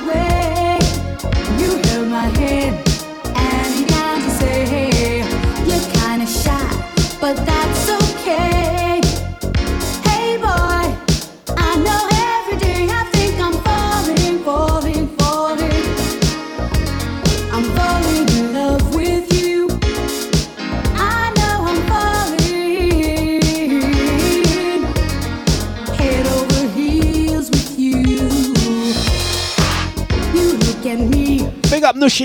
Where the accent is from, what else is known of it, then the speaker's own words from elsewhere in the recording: London, United Kingdom; You can tell we're from East